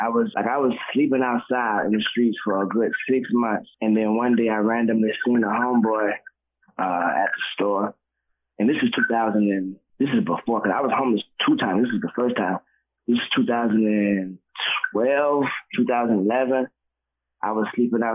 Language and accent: English; the South, United States; now in Atlanta, United States; we're from the South